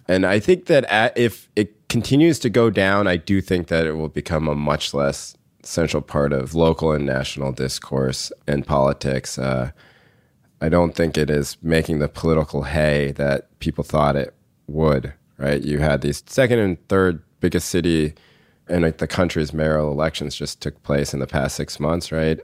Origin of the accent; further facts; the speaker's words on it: North Carolina, United States; moved away; when I was growing up in North Carolina